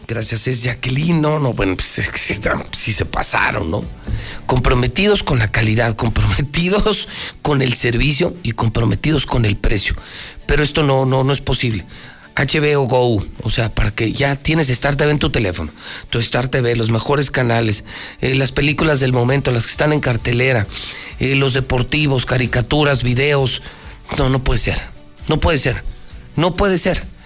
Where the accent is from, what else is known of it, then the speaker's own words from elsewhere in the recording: Mexico; como mexicano